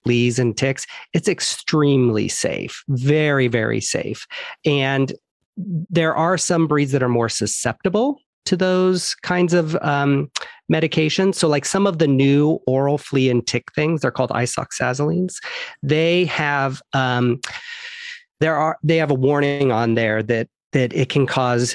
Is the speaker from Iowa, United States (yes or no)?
yes; Iowa, United States; moved away as an adult; also born or lived in upstate New York / Florida; now in Los Angeles, United States; So I grew up in Iowa